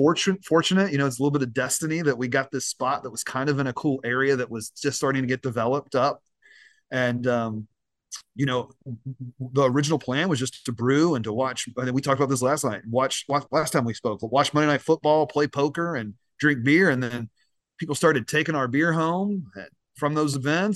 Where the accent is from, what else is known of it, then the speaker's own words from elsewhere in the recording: Kentucky, United States; I'm a Kentucky guy, born and raised